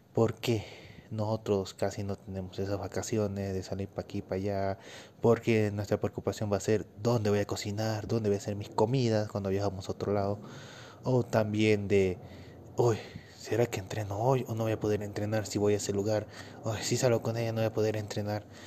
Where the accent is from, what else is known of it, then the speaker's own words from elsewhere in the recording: Bolivia; Yo soy de Bolivia